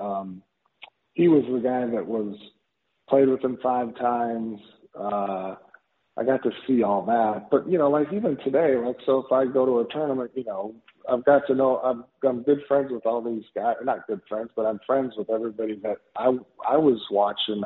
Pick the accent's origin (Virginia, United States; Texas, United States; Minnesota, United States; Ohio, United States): Minnesota, United States; I grew up in Minnesota, you know, so we played hockey all the time.